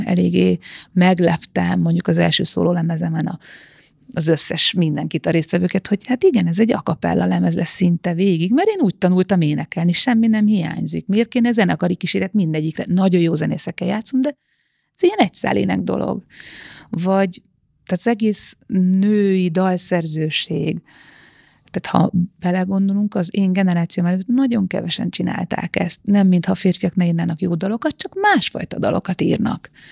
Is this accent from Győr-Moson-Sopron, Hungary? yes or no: no; Bag, Pest, Hungary; Bag, Bag faluja, a falu széle az erdőhöz nagyon közel, nagyon közel a természethez, és azt hiszem, hogy ez nekem egy ilyen nagyon hosszú földeltséget ad, vagy egy ilyen az egész életemen át kitartó földközeliséget, ugyanis én tényleg egy ilyen paraszti családban nőttem föl